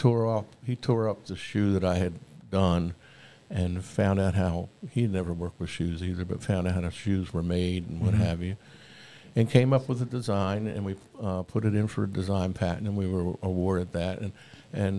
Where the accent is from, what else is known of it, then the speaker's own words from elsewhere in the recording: Princeton, New Jersey, United States; also born or lived in Seaside Park, New Jersey; now in Atlanta, United States; I was born and raised in Princeton